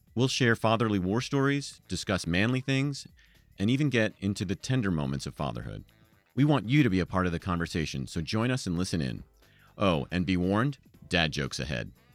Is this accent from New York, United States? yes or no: yes; New York, United States; also born or lived in Fairfax County, Virginia; now in Reno, United States; I'm from New York